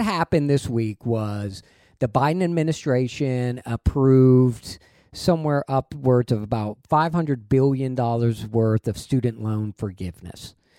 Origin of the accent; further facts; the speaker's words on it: Texas, United States; it's just bred into you that, hey, being a Texan is, there's a, there's a higher standard